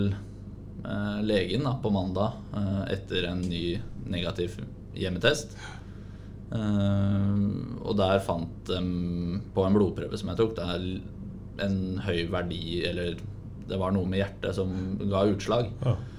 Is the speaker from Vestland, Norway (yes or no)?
no; Hamar, Innlandet, Norway; now in Sarpsborg, Norway; Da var jeg hjemme på Hamar